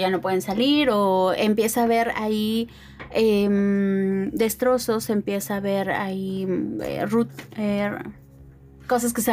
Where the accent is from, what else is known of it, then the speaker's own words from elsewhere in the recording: Mexico; que eso es un caso muy importante como mexicanos porque finalmente eso es algo que nos compete a todos